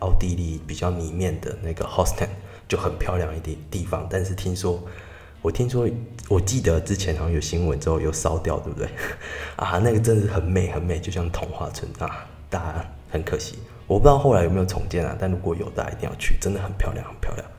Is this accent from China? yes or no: no; Tainan, Taiwan; 因为我就是台南人嘛，我很常去奇美博物馆。